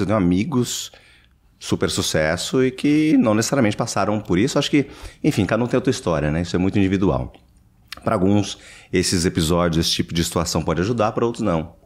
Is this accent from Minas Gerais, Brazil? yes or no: no; São Paulo, Brazil; moved away as an adult; now in United States; Eu nasci em São Paulo, é capital